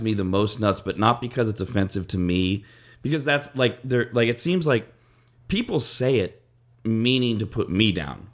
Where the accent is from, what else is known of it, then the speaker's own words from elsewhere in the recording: West Coast, United States; I'm from the West Coast